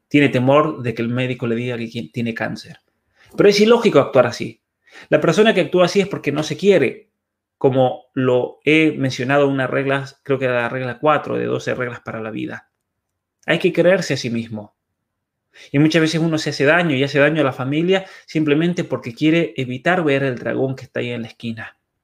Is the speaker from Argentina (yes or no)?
yes; by the Paso de los Patos, San Juan, Argentina; mi pueblo, de hecho, en el, Paso de los Patos